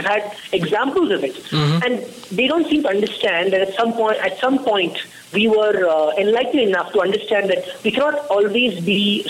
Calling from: Bangalore, Karnataka, India; Yes, I'm in Bangalore, yes.

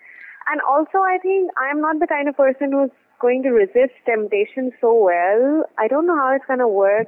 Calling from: Delhi, India; And I'm calling from Delhi.

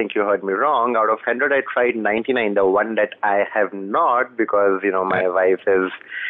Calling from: Delhi, India; I'm calling from Delhi.

